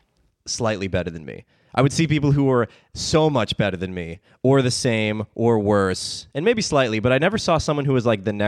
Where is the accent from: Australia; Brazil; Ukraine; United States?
United States; Maryland; moved away; also born or lived in Boston; So I grew up in Maryland, but I started comedy in Boston.